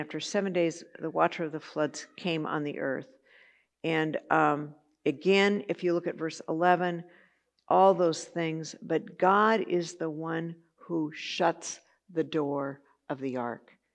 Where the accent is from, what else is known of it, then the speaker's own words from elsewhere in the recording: Santa Barbara, California, United States; I grew up in Santa Barbara